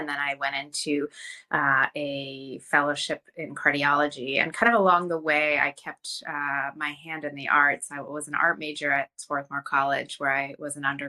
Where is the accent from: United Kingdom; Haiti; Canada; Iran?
Iran; moved away; I studied Iranian calligraphy when I was a child growing up in Iran.